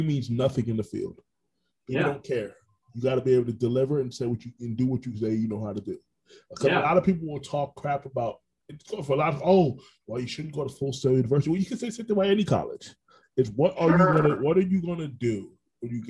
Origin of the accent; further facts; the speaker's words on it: Orange County, Florida, United States; I grew up in Orange County